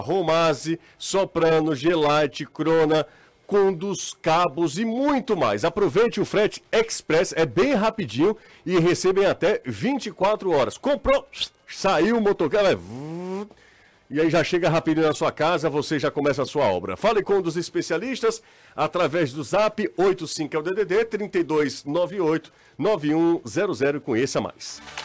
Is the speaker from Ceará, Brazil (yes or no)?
yes; Aracati, Ceará, Brazil; sou de Aracati